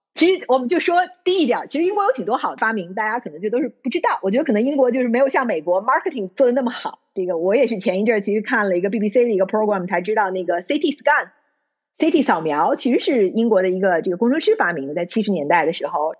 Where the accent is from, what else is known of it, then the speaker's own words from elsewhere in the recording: China; moved away as an adult; now in United Kingdom; 在中国长大，我可能有一个中国人的标签儿